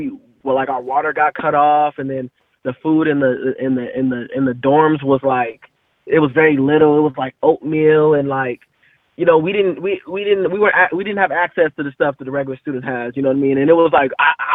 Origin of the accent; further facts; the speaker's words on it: Manteca, California, United States; I'm from Manteca, California